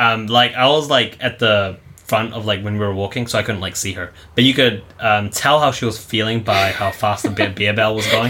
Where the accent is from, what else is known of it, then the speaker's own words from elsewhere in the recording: New Zealand; now in Japan; we're from New Zealand